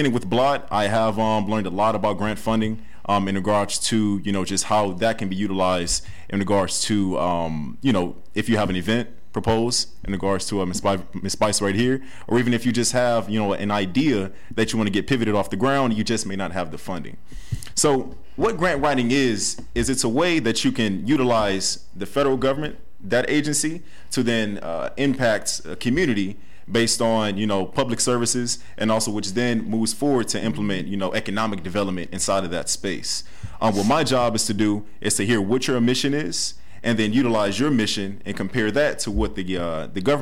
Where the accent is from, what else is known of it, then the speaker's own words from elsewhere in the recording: Cleveland, Ohio, United States; I am from Cleveland, Ohio. I'm a Euclid High School graduate of 2013